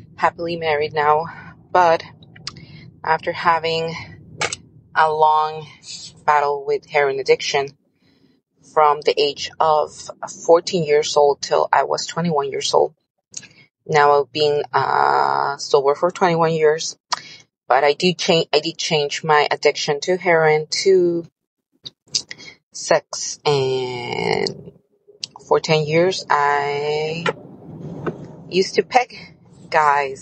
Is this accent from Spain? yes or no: no; Mexico; first language Spanish; English is a second language; My English is not my maternal language. It's Spanish. I'm from Mexico.